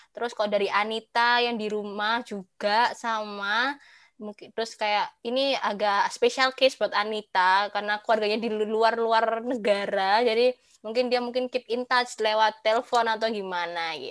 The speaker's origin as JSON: {"language": "Indonesian", "town": "Surabaya", "region": "East Java", "country": "Indonesia", "tie": "born or raised there", "said": "aku kan dari Surabaya nih kebetulan. Nah, kalau di Surabaya dulu sih ya, dulu pas aku masih kecil sampai SMP, SMP, SD kelas 6 gitu"}